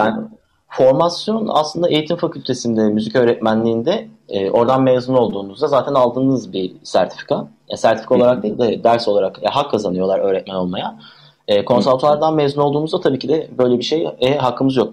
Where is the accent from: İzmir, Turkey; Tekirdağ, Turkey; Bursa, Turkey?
Bursa, Turkey; Mustafakemalpaşa; also born or lived in Istanbul; now in Bursa, Turkey; Mustafa Kemal Paşa doğumluyum. Orada yaşıyordum.